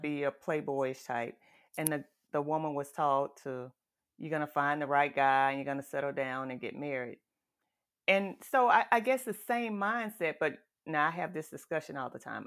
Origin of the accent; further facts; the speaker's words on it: the South, United States; I grew up in the South, in the country